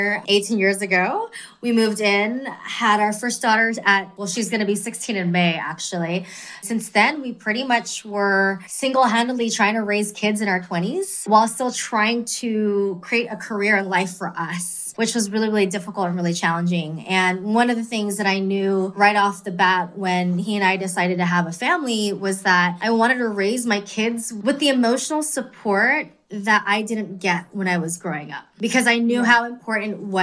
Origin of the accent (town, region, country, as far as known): California, United States; born or raised there; also born or lived in Queens, New York